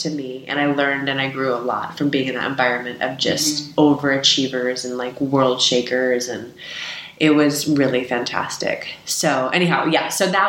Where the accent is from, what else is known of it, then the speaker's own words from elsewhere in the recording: California, United States; Yeah, and I grew up in the Bay Area, so Chris Mullin, who was on the team as well, and Tim Hardaway